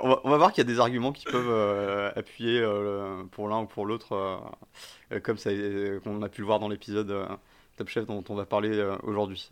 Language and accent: French; Paris, Île-de-France, France; also born or lived in near Bordeaux; je suis né à côté de Bordeaux et, euh, mais, j'ai grandi à Paris.